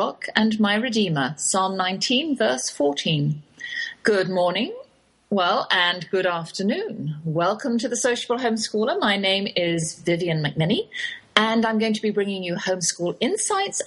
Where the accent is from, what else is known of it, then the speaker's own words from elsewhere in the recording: Oxford, South East England, United Kingdom; accent: English, Oxford drawl; moved away as an adult; now in Texas, United States; that's my English accent you're hearing. Though I have lived in the Lone Star State half my life, I cannot shake the Oxford drawl